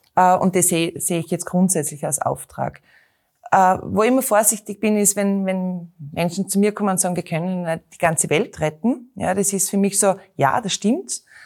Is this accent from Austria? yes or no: yes; Knittelfeld, Styria, Austria; now in Graz, Austria; bin in Knittelfeld geboren, einer Eisenbahnerstadt. Äh, bin bei meinen Großeltern aufgewachsen